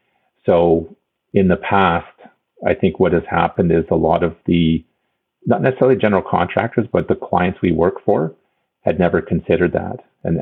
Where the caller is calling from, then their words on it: Ontario, Canada; I am calling from the traditional territory of the Mississaugas of the Credit First Nat